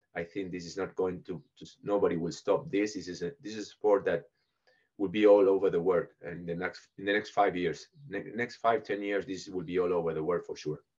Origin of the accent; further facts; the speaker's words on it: Buenos Aires, Argentina; moved away as an adult; I was born in Buenos Aires in Argentina, so I went to an English school and an English uh, club